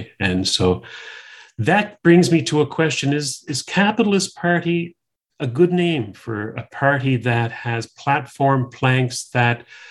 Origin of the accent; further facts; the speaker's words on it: Canada; also born or lived in Ontario; now in New Brunswick, Canada; I'm a Canadian